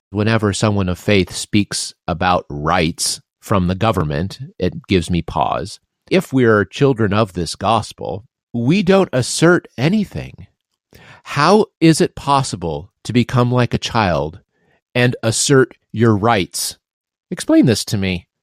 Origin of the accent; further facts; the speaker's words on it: Midwest, United States; you and I grew up in the Midwest